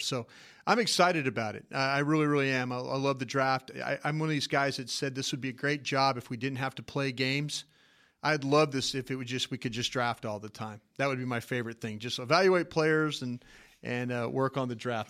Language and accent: English; Dallas, Texas, United States; I'm from Dallas